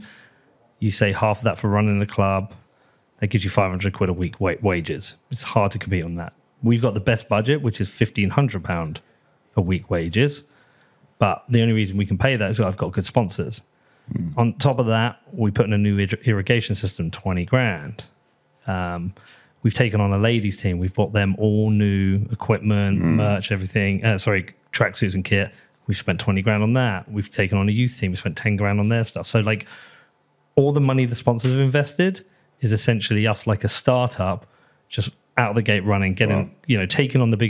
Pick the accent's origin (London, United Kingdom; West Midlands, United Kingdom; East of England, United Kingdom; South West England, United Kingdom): East of England, United Kingdom; Bedford; it's a really nice part of the town. Mm. I love it. I love my hometown